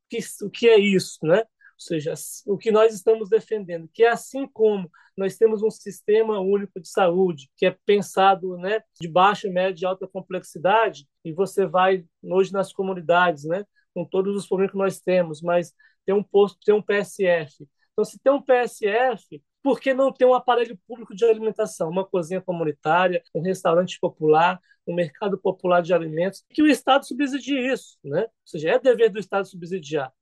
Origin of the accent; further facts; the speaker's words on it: Bahia, Brazil; sou baiano, né? Então, assim, sou nordestino